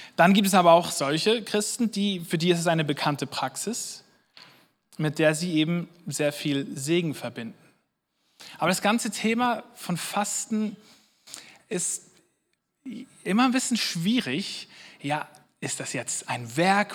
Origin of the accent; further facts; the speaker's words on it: Switzerland; wir als Schweizer